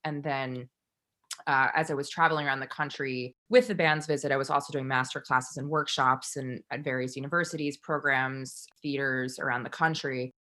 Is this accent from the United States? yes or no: yes; New York, United States; I am a New Yorker through and through.